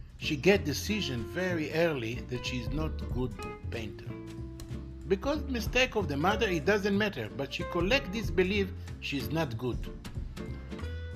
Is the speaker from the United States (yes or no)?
no; Israel; I'm from Israel. I'm living in Israel